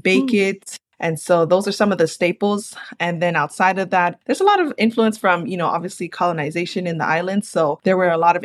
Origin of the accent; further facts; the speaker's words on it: San Bernardino, California, United States; also born or lived in Santa Ana, California; I was born there in Santa Ana and then raised in my hometown here in the city of San Bernardino, which is also where I'm calling in from